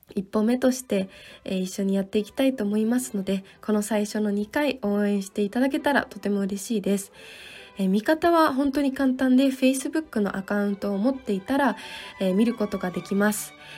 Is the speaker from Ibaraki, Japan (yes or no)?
yes; Tsukuba, Ibaraki, Japan; moved away as an adult; now in Salzburg, Austria; 私の出身地である茨城県のつくば市